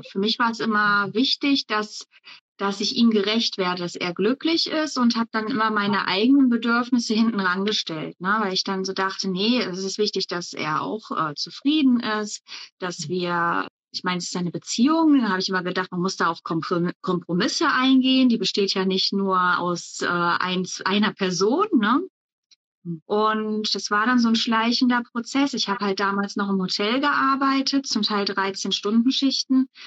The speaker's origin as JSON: {"language": "German", "region": "North Rhine-Westphalia", "country": "Germany", "lives_now": "Berlin, Germany", "said": "Ich komme aber ursprünglich aus dem Bergischen Land, also Richtung Köln, aus so einem kleinen äh, Dorf, ein kleines Nestchen"}